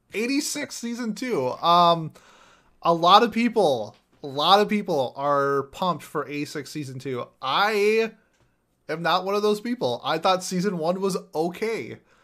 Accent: Minnesota, United States; I'm from Minnesota

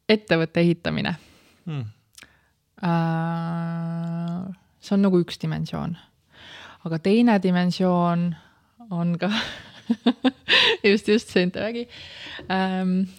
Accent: Tallinn, Harju County, Estonia; ma olen läbi ja lõhki tallinlane ah.? ma olen sündinud Tallinnas ja kasvanud oma esimese poole elust Nõmmel

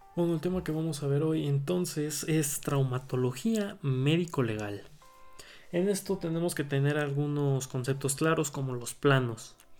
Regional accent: Puebla, Mexico; soy el Estado de Puebla

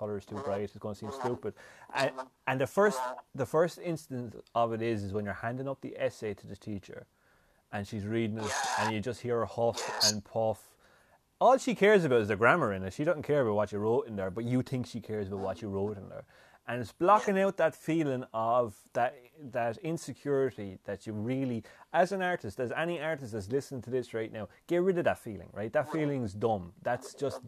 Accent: Ireland; us as Irish people

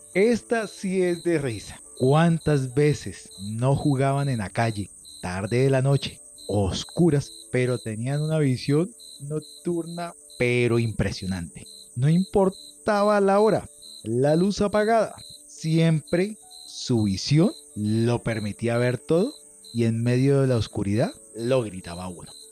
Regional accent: Colombia; Lo digo yo como colombiano

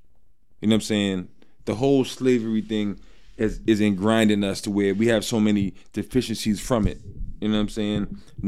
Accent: Arizona, United States; We're from Arizona.

